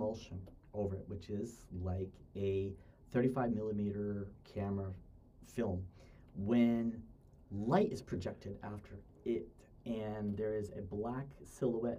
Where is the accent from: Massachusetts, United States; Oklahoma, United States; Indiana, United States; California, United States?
Massachusetts, United States; moved away as an adult; also born or lived in Ohio; now in Daejeon, South Korea; I'm from Massachusetts